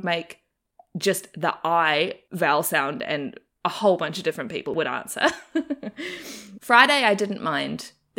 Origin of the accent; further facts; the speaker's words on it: New Zealand; accent: Kiwi; moved away as an adult; now in Australia; So when I first moved to Australia to finish my degree, the first year my accent sort of stayed fairly strong and Kiwi, and I definitely was teased a lot.